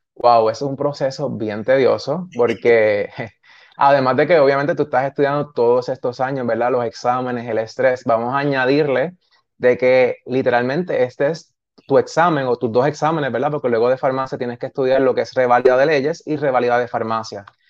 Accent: San Sebastián, Puerto Rico; also born or lived in Aguadilla; estudié en San Sebastián todo lo que fue escuela elemental, intermedia y high

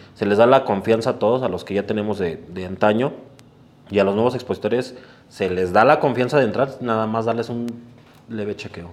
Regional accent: Mexico City, Mexico; Los dos somos originarios de Iztapalapa

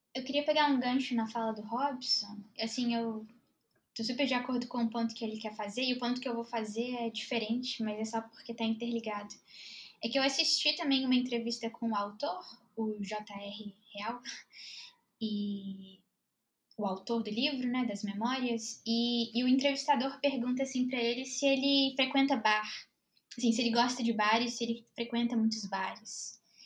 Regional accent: Belo Horizonte, Minas Gerais, Brazil; sou de BH, cultura de bar é muito forte

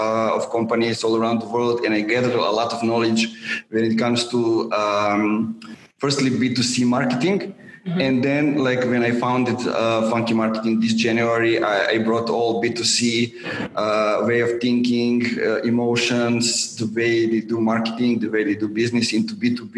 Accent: Serbia; born or raised there

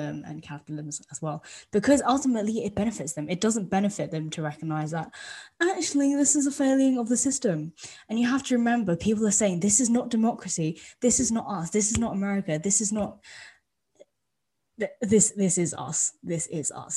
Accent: United Kingdom; as British people

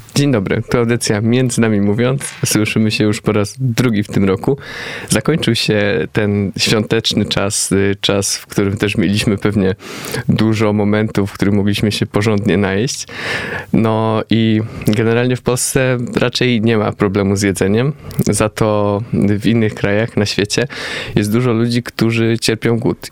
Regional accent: Poland; my z Polski

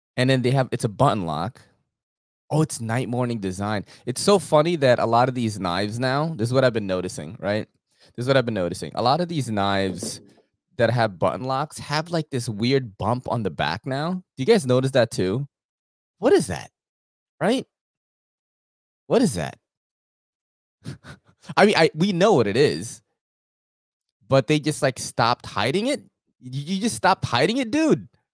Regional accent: New York City, New York, United States; I'm from New York City.

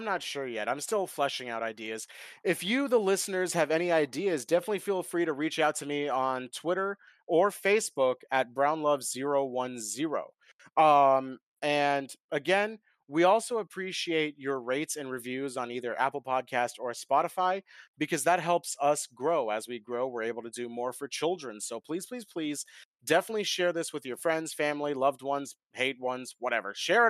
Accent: India; controllers are expensive, and I'm Indian.

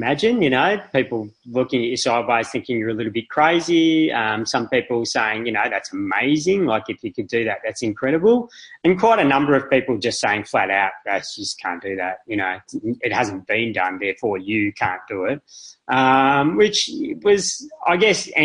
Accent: Melbourne, Victoria, Australia; I'm from Melbourne.

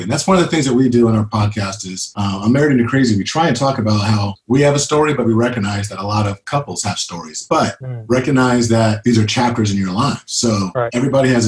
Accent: Sacramento, California, United States; I'm born and bred Sacramento

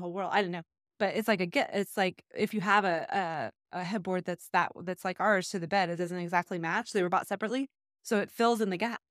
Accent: Texas, United States; I grew up in Texas

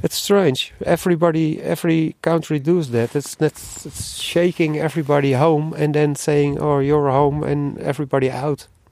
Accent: Netherlands; moved away; I'm from Holland

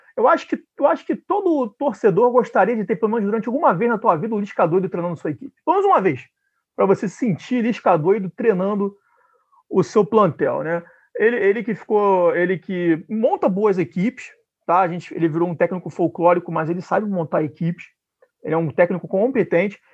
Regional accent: Niterói, Rio de Janeiro, Brazil; eu sou de Niterói, moro em Niterói, nascido e criado em Niterói

